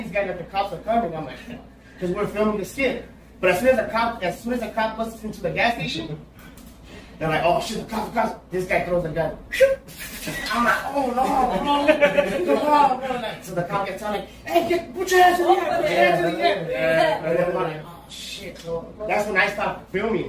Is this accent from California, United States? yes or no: yes; Los Angeles, California, United States; I'm from Boyle Heights. That's right here in Los Angeles